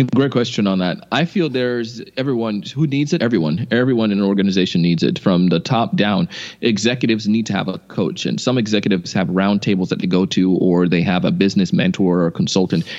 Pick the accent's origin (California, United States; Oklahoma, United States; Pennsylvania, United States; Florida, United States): Florida, United States; West Palm Beach; also born or lived in Idaho; I grew up here in West Palm, went to BYU Idaho, and then came back to Florida